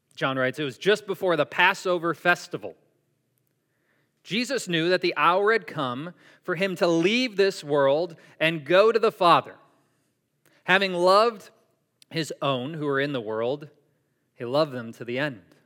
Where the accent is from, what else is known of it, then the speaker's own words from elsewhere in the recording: Syracuse, New York, United States; I grew up in Syracuse, New York